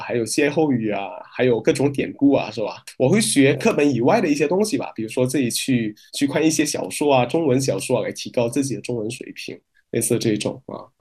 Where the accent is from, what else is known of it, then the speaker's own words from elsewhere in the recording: Medan, North Sumatra, Indonesia; Chinese is a second language; moved away as an adult; now in China; 我老家是在印，印尼北苏门答腊省的棉兰市